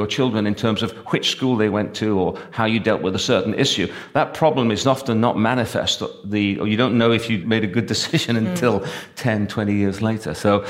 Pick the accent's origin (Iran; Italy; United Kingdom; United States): United Kingdom; Wales; I call it sort of, you know, being unconvincingly Welsh because I don't sound Welsh